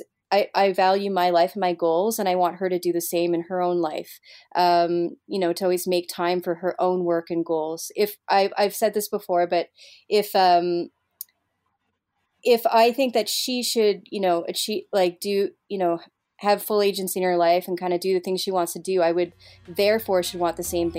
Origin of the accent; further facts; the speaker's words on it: Montreal, Quebec, Canada; moved away as an adult; Montreal is my hometown